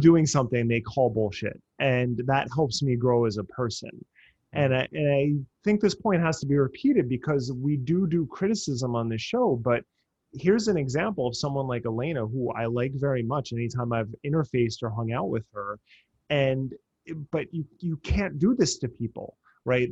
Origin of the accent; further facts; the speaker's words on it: New Jersey, United States; I grew up in New Jersey and I grew up down the shore